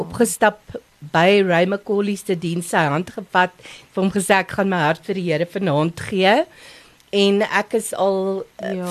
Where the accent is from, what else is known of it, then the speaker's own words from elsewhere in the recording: Lowveld, Mpumalanga, South Africa; now in Pretoria, South Africa; My ma en pa was pastore in die Laagveld. So ons is vyf kinders